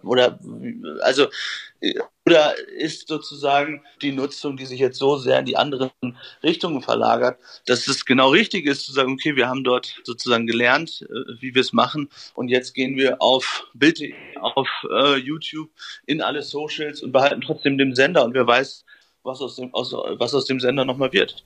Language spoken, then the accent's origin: German; Friesland, Lower Saxony, Germany; moved away; in meiner Heimat aus Friesland verbringen, bei meinen Eltern